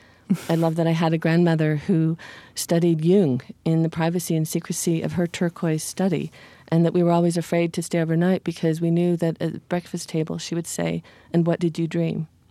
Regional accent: Utah, United States; as an American citizen growing up in the Interior West

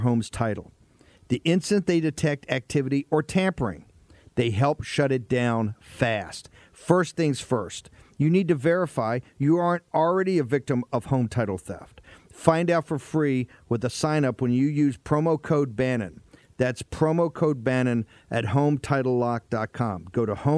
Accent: Richmond, Virginia, United States; my hometown

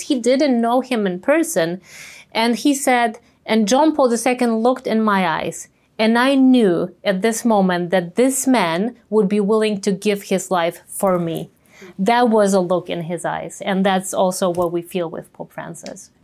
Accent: Częstochowa, Silesian Voivodeship, Poland; my hometown in Częstochowa

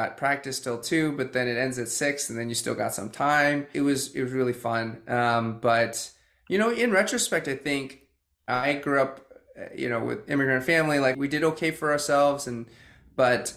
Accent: Boston, Massachusetts, United States; moved away as an adult; also born or lived in China / California; I grew up in the suburbs of Boston

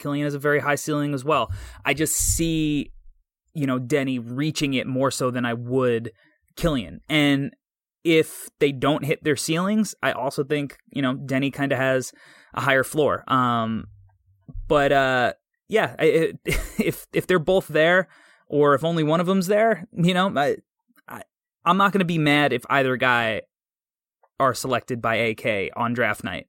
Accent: New York, United States; I'm from New York

